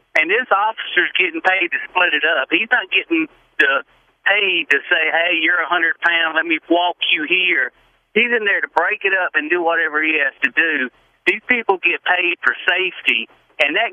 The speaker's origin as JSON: {"language": "English", "area": "Charleston County", "region": "South Carolina", "country": "United States", "said": "I'm from Charleston County"}